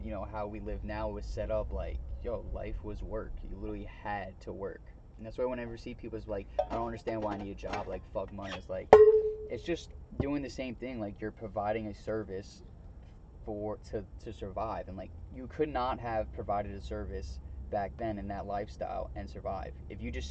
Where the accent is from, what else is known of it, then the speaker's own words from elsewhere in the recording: Long Island, New York, United States; growing up in Long Island